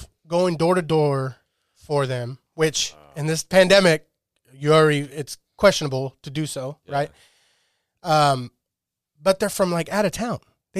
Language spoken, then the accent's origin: English; Shafter, California, United States; I'm from Shafter